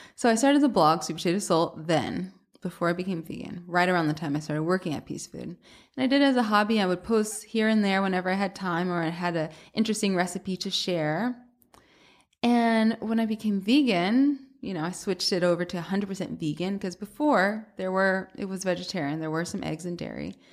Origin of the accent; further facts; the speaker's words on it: Atlanta, Georgia, United States; moved away as an adult; also born or lived in Boston; now in New York, United States; I'm from Atlanta originally